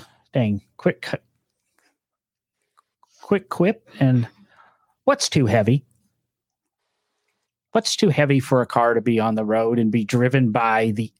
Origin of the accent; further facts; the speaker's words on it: Illinois, United States; moved away; I grew up in Illinois